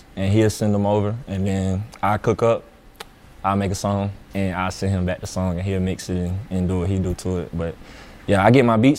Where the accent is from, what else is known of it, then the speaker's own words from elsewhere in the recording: Atlanta, Georgia, United States; Now, I'm from Atlanta, and everybody in Atlanta raps.